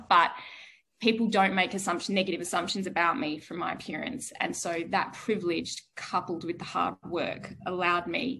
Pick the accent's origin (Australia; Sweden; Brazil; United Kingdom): Australia; Bunbury, Western Australia; I was raised in Bunbury in Western Australia